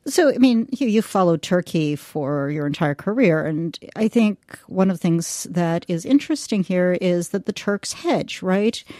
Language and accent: English; United States; as an American